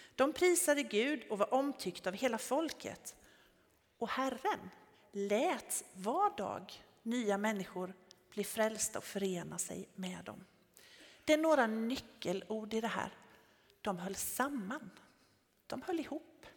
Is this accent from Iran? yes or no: no; Tenhult, Jönköping County, Sweden; jag kommer från Tenhult från början